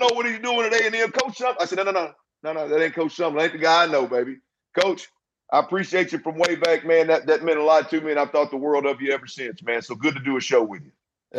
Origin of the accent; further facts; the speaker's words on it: Baytown, Texas, United States; right here in Baytown at uh, my hometown